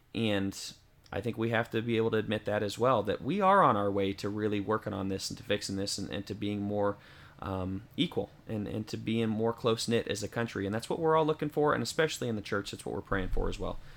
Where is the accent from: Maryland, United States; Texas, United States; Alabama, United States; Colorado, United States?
Colorado, United States; Denver; now in White Bluff, Tennessee, United States; I'm from Denver, but, uh, you know, I live in White Bluff, Tennessee.